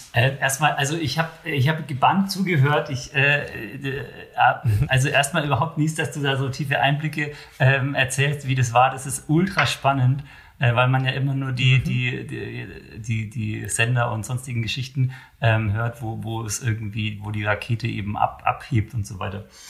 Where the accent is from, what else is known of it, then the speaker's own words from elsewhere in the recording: Germany; wir sind in Deutschland